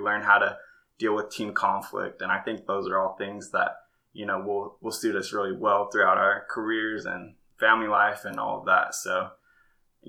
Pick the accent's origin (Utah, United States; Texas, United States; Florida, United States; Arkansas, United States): Utah, United States; Farmington; moved away as an adult; also born or lived in Arizona; I grew up in a place called Farmington, Utah, kind of like a suburb of Salt Lake City